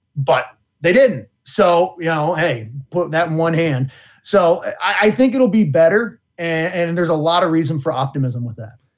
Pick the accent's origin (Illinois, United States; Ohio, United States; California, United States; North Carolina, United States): Ohio, United States; I was born in Ohio.